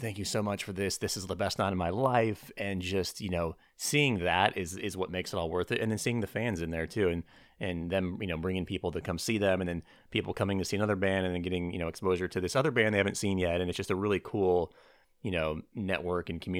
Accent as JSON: {"language": "English", "town": "Boise", "region": "Idaho", "country": "United States", "tie": "born or raised there", "also_born_or_lived": "Los Angeles", "said": "I grew up in Boise"}